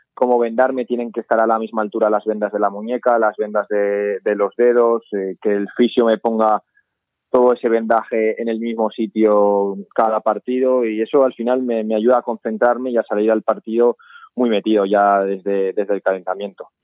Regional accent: Arnedo, La Rioja, Spain; now in Huesca, Spain; a pesar de ser riojano, siempre he tirado más por mi pueblo.

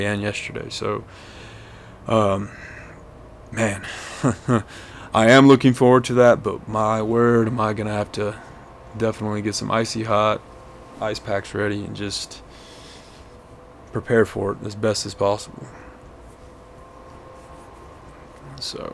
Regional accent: Hobbs, New Mexico, United States; moved away; my hometown's about 30 miles west of it. It's called Hobbs

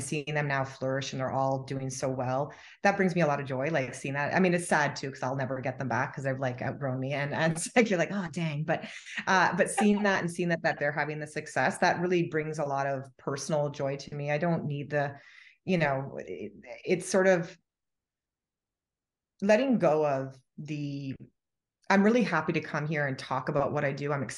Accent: Canada; to come to the US as a Canadian

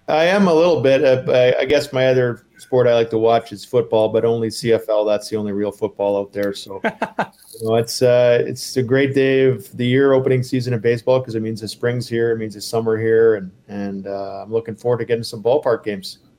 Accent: Atlanta, Georgia, United States; I'm from Atlanta, Georgia

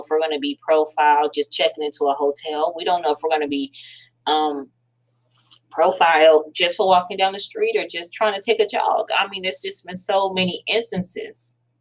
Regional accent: United States; I am African American

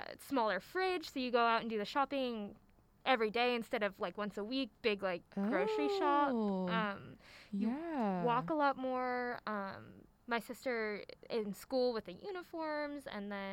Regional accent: Houston, Texas, United States; I'm from Houston

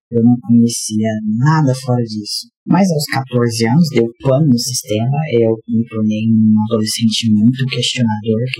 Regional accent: Goiás, Brazil; tenho 29 anos, sou goiano, sou um homem trans, tenho 7 anos de transição por aí, e eu sou filho de pastor.

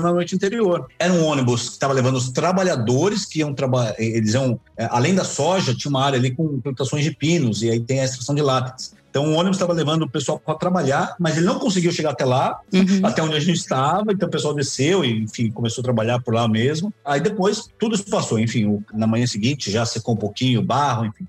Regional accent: São Paulo, Brazil; saímos de São Paulo, né? Nós somos de São Paulo

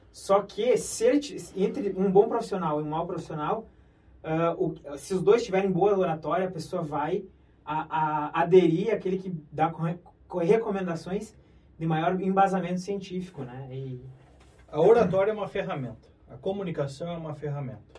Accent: Brazil; Eu, particularmente, sou do interior, nitidamente vocês perceberam

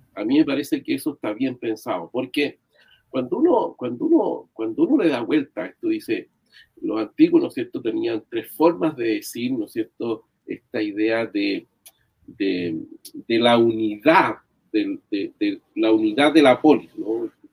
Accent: Chile

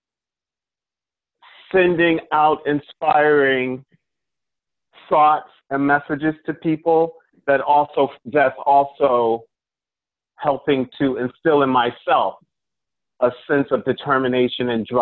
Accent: Long Island, New York, United States; I was raised on Long Island.

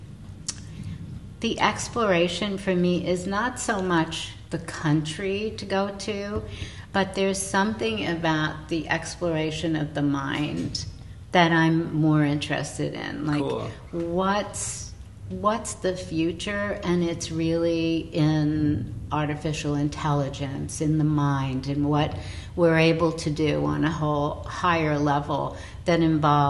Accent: New York City, New York, United States; We grew up in the same neighborhood

